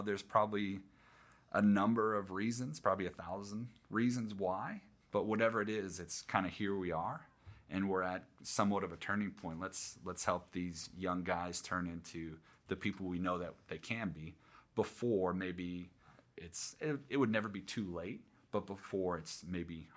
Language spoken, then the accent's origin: English; Northeast, United States; moved away; I grew up in the Northeast and hockey was a big thing